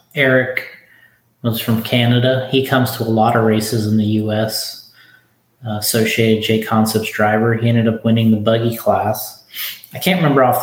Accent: Florida, United States; I'm from Florida

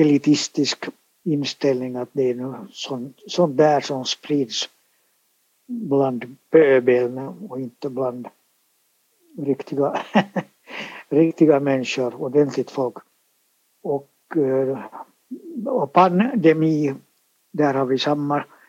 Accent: Finland; first language Swedish; jag har ju alltså vuxit upp i ett helt svenskspråkigt hem med svenskspråkiga föräldrar och vi talade bara svenska och jag har gått i svenskspråkig dagis, alltså här i Finland

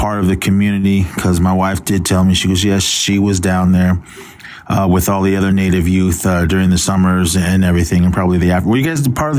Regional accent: Oakland, California, United States; moved away; also born or lived in Susanville, California; As far as me growing up in Oakland

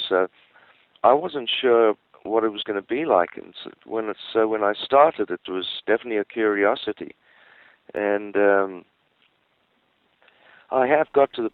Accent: Johannesburg, Gauteng, South Africa; I was born in Johannesburg

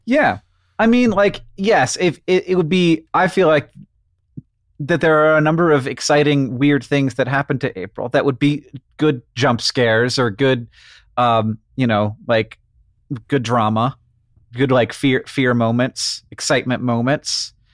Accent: Orlando, Florida, United States; I grew up in Orlando, Florida

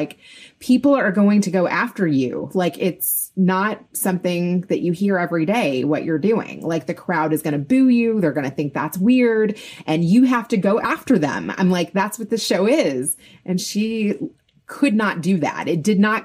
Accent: Kentucky, United States; I grew up in Kentucky

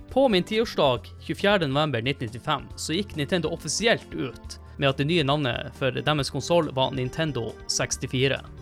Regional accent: Tromsø, Troms, Norway; moved away as an adult; hjemme i Tromsø når jeg studerte

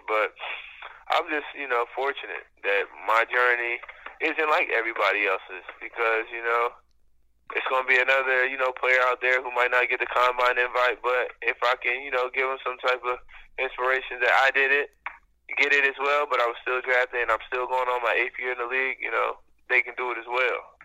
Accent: Dover, Delaware, United States; I was from Dover, Delaware

